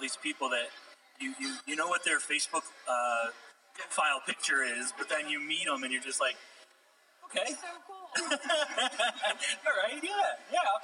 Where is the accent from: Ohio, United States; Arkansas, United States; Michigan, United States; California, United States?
Ohio, United States; moved away; We're from Ohio